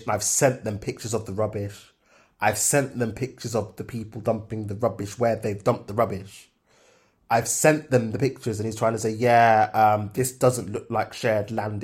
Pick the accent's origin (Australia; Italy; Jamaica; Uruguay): Jamaica; As a Jamaican